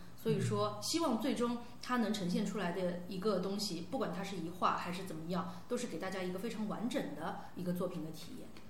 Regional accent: Pudong, Shanghai, China; 我们是从浦东的市，市井里面长大的孩子

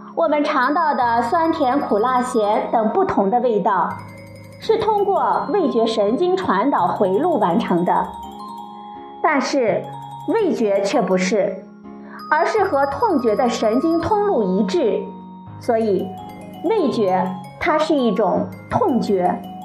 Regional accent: Sichuan, China; 我们四川人

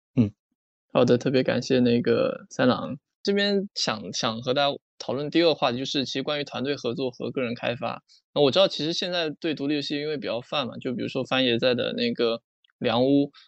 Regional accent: China; 我们中国人

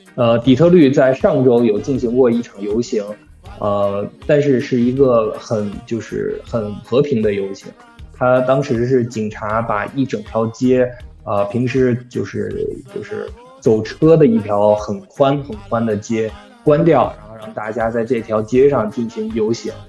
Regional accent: Hangzhou, Zhejiang, China; now in United States; 我老家是杭州的嘛

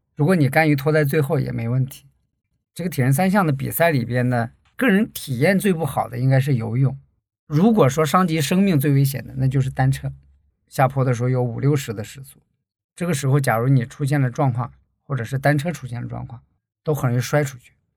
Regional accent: Heilongjiang, China; moved away as an adult; now in Guangzhou, China; 我呢是出生在黑龙江，大学毕业后就到广州工作了，主要从事内部审计的工作

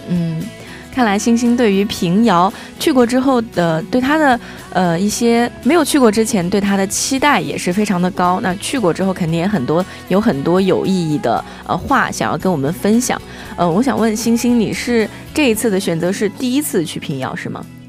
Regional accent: China; 我们中国人

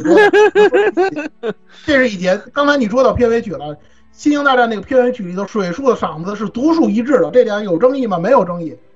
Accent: China; 我们中国人

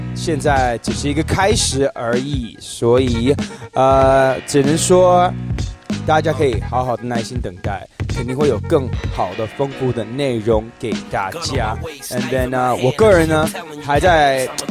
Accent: Los Angeles, California, United States; moved away; 大家知道我是来自洛杉矶嘛

